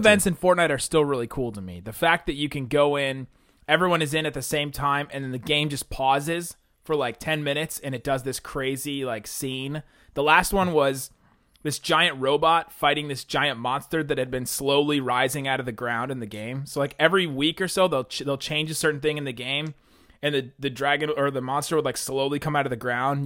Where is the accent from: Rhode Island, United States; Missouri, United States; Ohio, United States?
Ohio, United States; Southern; also born or lived in Southern California; I was born in Southern California. Boo. Grew up in Southern Ohio